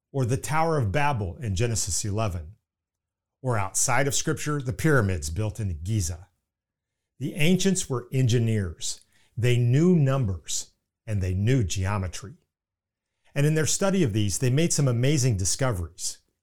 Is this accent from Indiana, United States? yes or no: yes; Indiana, United States; accent: Indiana; pardon my Indiana accent